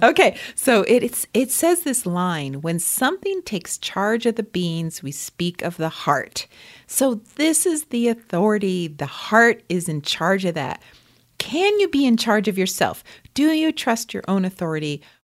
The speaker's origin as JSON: {"language": "English", "area": "near Lyme", "region": "Connecticut", "country": "United States", "tie": "born or raised there", "said": "I grew up near Lyme, Connecticut."}